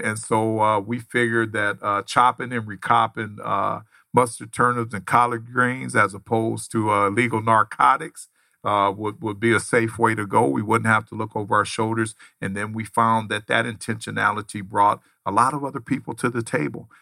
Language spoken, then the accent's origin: English; Los Angeles, California, United States; I grew up in Los Angeles, California